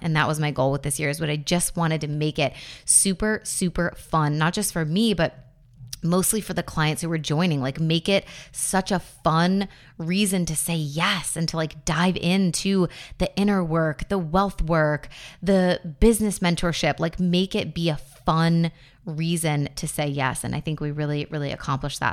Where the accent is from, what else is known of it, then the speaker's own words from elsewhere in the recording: Buffalo, New York, United States; I grew up in Buffalo